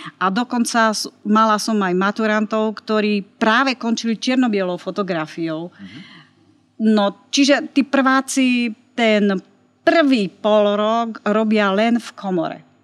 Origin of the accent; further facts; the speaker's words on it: Martin, Žilina Region, Slovakia; also born or lived in Čadca / Prague; pochádzam z Martina